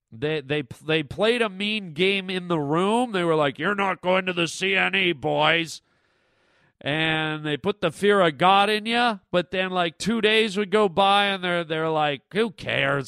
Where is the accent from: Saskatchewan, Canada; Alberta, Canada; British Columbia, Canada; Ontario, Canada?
Ontario, Canada; Toronto; moved away; I grew up in the biggest city in the country, which is Toronto